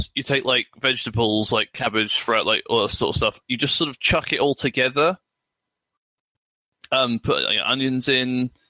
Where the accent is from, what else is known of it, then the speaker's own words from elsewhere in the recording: United Kingdom; I'm British.